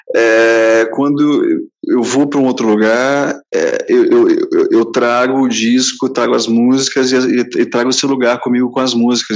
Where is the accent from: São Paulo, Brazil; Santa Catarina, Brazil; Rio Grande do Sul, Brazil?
São Paulo, Brazil; Santos; also born or lived in Rio de Janeiro; eu sou paulista de Santos